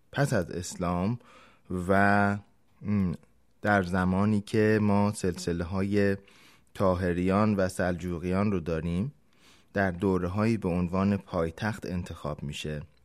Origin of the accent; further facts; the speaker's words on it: Iran; به عنوان یک ایرانی در هر جای جهان که باشیم